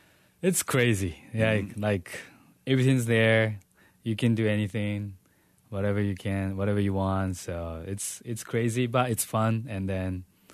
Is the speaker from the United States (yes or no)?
no; Tokyo, Japan; English is a second language; also born or lived in Saitama / Chiba; I am born, in Tokyo, and then I grew up in Tokyo and next prefecture, Saitama. And I went to the college in Chiba.